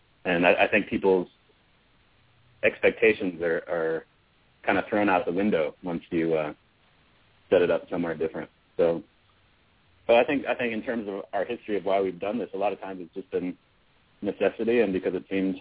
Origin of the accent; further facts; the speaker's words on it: United States; I think country is a very American form, probably, and we're American boys.